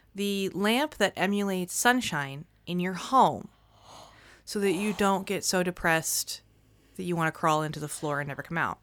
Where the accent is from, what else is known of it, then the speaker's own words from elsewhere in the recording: United States; I grew up in the United States